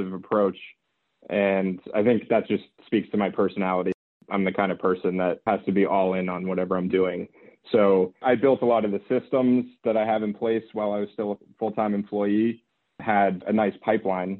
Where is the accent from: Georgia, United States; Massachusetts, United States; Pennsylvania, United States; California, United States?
Massachusetts, United States; Boston; moved away as an adult; also born or lived in Philadelphia / Albany; I'm from the Boston area.